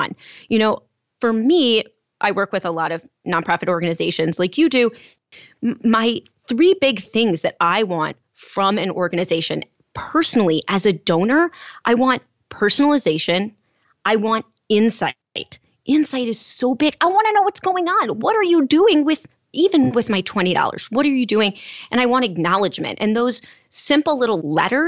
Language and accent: English; Chicago, Illinois, United States; I grew up in Chicago